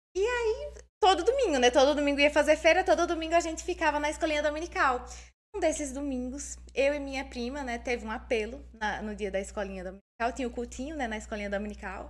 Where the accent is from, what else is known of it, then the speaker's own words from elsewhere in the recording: Santa Rita, Paraíba, Brazil; eu morava em Santa Rita com a minha mãe